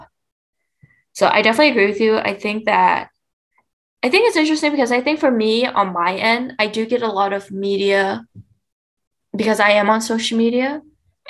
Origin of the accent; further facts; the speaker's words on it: Fresno, California, United States; I come from Fresno, and because Fresno doesn't have a big Vietnamese population